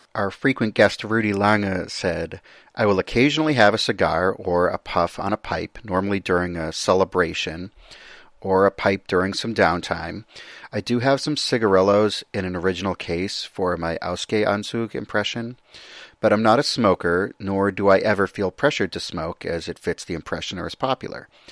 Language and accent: English; United States; me as an American